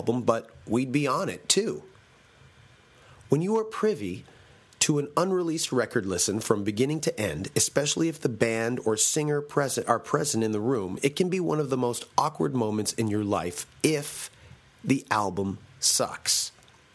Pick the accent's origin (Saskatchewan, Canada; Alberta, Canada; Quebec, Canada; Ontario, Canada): Ontario, Canada; Toronto; Toronto is my hometown